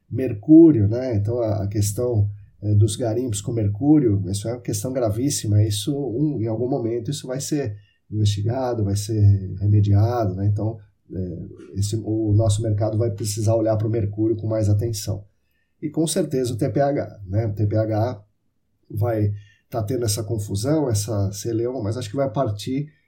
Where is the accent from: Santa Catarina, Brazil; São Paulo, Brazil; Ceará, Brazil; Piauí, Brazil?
São Paulo, Brazil; Sorocaba; meu pai veio trabalhar em Sorocaba quando eu tinha 11 anos e eu passei aqui a infância, adolescência aqui, voltei para São Paulo